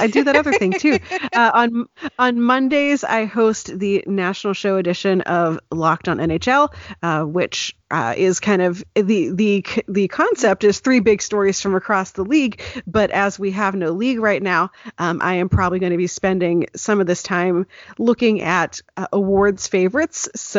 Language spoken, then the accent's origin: English; Pittsburgh, Pennsylvania, United States; moved away; I grew up in Pittsburgh.